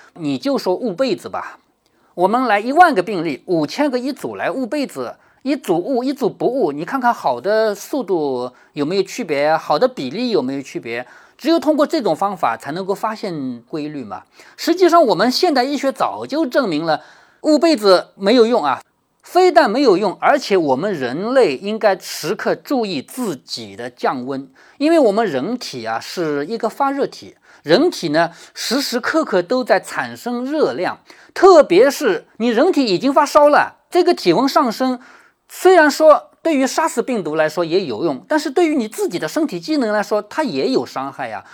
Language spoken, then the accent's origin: Chinese; China; 我们中国人